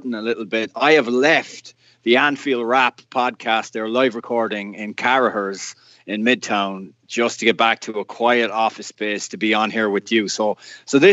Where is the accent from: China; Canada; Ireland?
Ireland; moved away as an adult; now in United States; being 8 years of age and being Irish and living in Ireland and having qualified for our first World Cup, I grew up in a family that was a Gaelic football family.